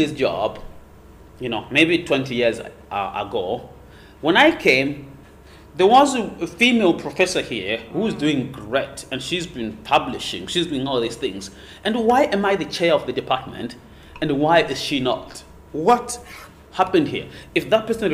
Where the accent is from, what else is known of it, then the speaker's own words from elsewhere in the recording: Zimbabwe; now in Hong Kong; I was born in Zimbabwe